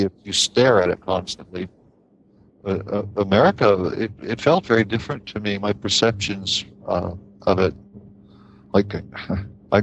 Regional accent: Appalachian Kentucky, United States; moved away as an adult; also born or lived in Boston, United States; now in Finland; I grew up in Appalachian Kentucky

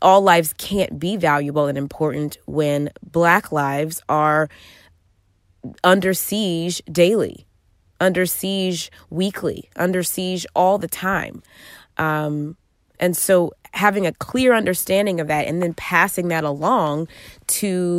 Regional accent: Georgia, United States; now in Alexandria, Virginia, United States; my home state of Georgia

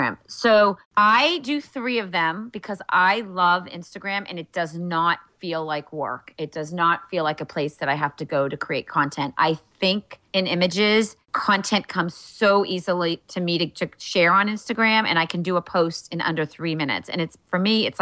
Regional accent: Wellesley, Massachusetts, United States; also born or lived in Cape Cod; my hometown in Wellesley, Massachusetts

